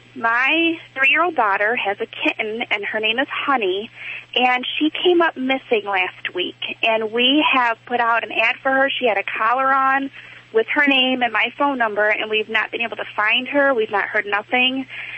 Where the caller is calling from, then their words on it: Toledo, Ohio, United States; Toledo, Ohio.